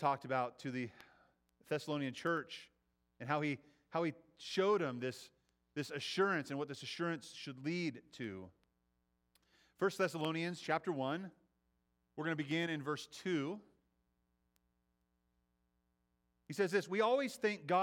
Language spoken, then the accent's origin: English; United States; I was born here, right? I was raised in the United States.